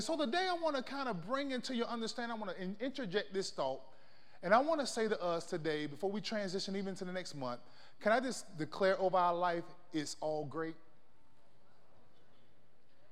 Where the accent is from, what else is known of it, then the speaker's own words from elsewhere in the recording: Florida, United States; now in El Paso, United States; I'm from Florida